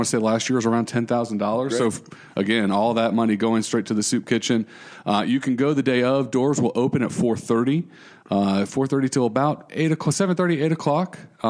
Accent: United States; Because I'm American, right. And that's what you do, right?

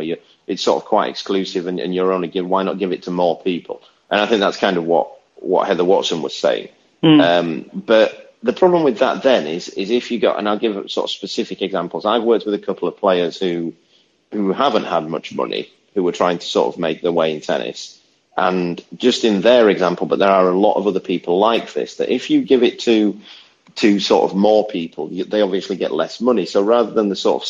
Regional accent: United Kingdom; in Britain, we

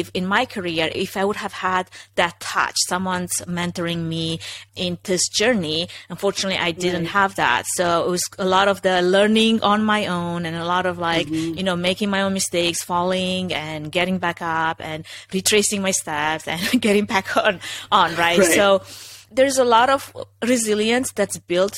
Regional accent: Romania; English is a second language; moved away as an adult; now in United States; originally I'm from Romania, if anybody's wondering, if that's not, you know, super evident that I have an accent

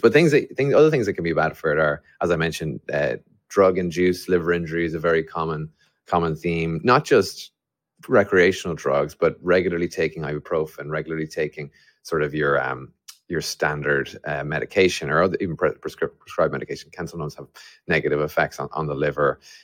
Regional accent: Ireland; an Irishman develop, building a company to try and solve liver disease

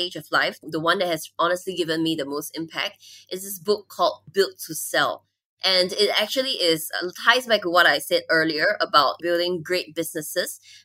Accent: Singapore; moved away as an adult; now in Thailand; my home country, Singapore.

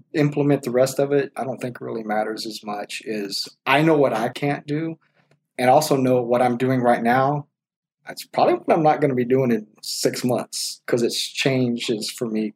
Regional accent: Texas, United States; We're from Texas

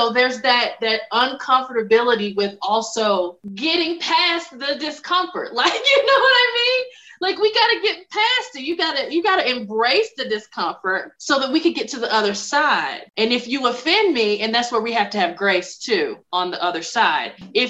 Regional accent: the South, United States; accent: Southern twang; that's funny that you say that, because I'm from the South and I have worked since I'm now in public speaking. I think you can still hear it from time to time.

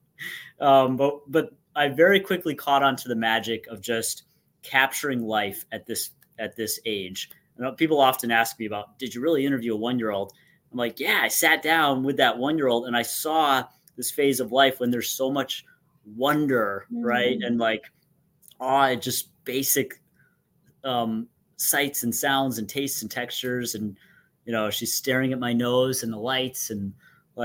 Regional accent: Durham, North Carolina, United States; moved away as an adult; also born or lived in Orlando, Florida; my hometown school community back in Durham, North Carolina

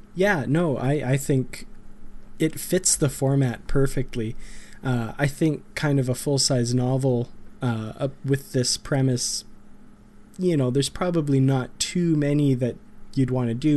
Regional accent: Grand Prairie, Alberta, Canada; back here in my hometown of Grand Prairie, Alberta, far up north

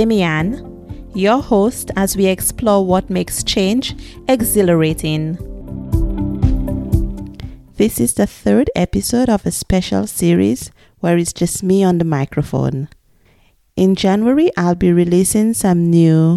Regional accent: St. Lucia; now in Prague, Czech Republic; Since I was born in the Caribbean in St. Lucia

